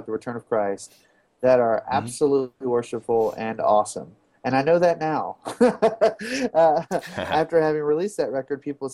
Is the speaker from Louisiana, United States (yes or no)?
yes; Baton Rouge, Louisiana, United States; having been born and raised in Baton Rouge, Louisiana